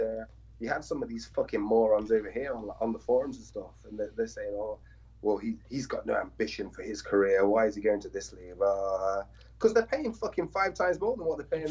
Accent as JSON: {"language": "English", "region": "England", "country": "United Kingdom", "said": "I'm from England"}